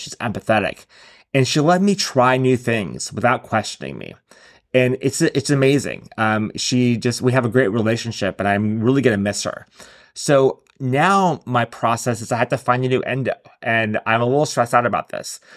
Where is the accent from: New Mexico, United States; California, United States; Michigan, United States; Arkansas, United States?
California, United States; San Diego; my hometown of San Diego